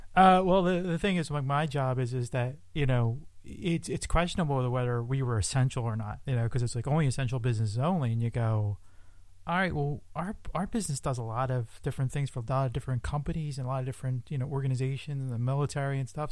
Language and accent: English; Philadelphia, Pennsylvania, United States; I'm from Philadelphia, Pennsylvania